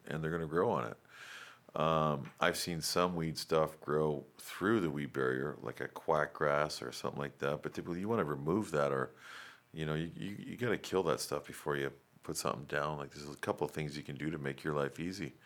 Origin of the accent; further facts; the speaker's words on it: Raleigh, North Carolina, United States; I grew up in Raleigh